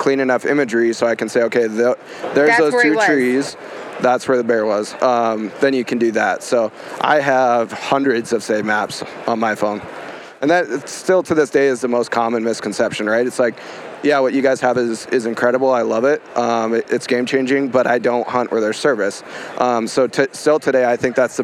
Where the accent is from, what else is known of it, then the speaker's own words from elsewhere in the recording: Montana, United States; I was born and raised in Montana